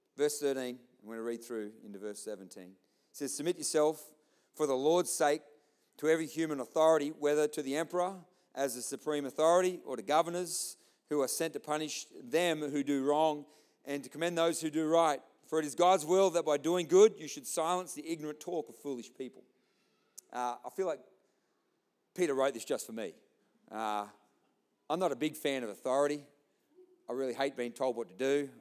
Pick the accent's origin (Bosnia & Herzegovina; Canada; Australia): Australia; I'm an Aussie.